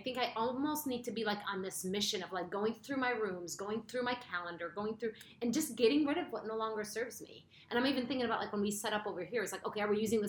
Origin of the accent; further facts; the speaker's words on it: Lebanon; So I moved around a lot in Lebanon